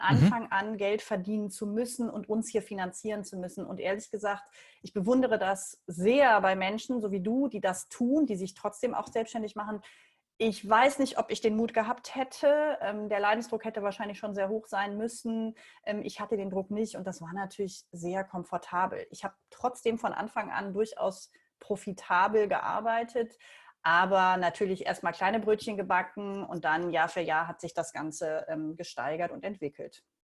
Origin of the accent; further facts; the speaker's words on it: Leverkusen, North Rhine-Westphalia, Germany; moved away as an adult; also born or lived in Buenos Aires, Argentina; Ich bin in Leverkusen geboren und aufgewachsen